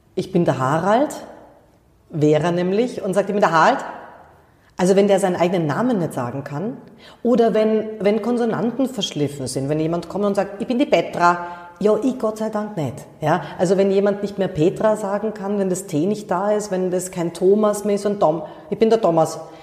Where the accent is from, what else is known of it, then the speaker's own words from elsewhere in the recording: Munich, Bavaria, Germany; ich bin in München geboren